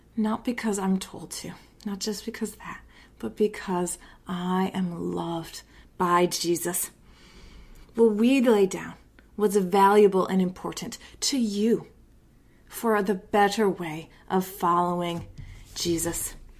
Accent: United States; I'm an American

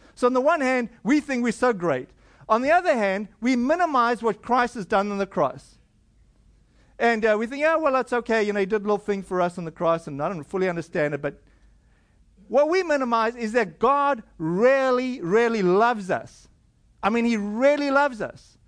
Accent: South Africa; I come from South Africa

